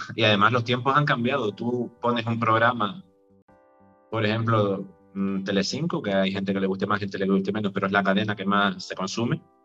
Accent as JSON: {"language": "Spanish", "town": "Vega de San Mateo", "region": "Canary Islands", "country": "Spain", "tie": "born or raised there", "said": "Yo soy, soy de San Mateo, nací en San Mateo"}